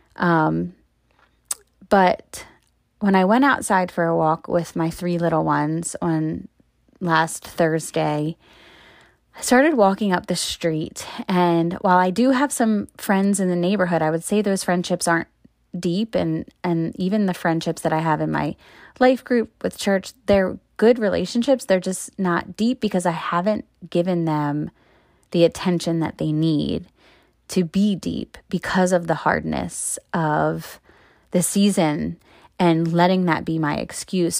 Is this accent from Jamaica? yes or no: no; Maryland, United States; moved away as an adult; now in Pennsylvania, United States; I am not from Pennsylvania where I live now. I'm from Maryland